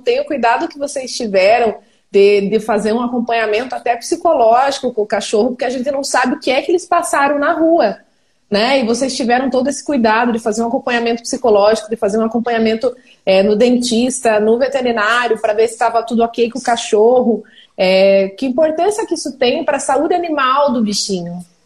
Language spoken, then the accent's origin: Portuguese; Ponta Grossa, Paraná, Brazil; eu não sou de Curitiba, eu sou de Ponta Grossa, que é pertinho de Curitiba